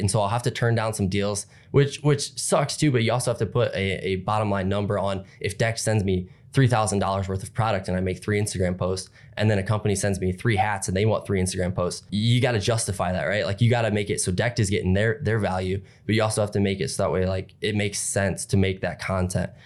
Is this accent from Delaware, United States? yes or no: no; Napoleon, Ohio, United States; I'm from Napoleon, Ohio.